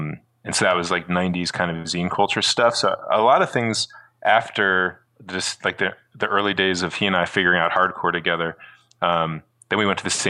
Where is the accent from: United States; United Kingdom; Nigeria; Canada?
United States; Southern New Jersey; moved away as an adult; now in Brooklyn, United States; I grew up in New Jersey, Southern New Jersey.